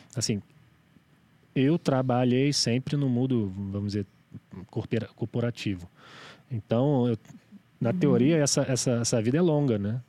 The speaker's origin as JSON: {"language": "Portuguese", "region": "Rio de Janeiro", "country": "Brazil", "tie": "born or raised there", "moved": "yes", "said": "na cultura que eu cresci, aí no Rio"}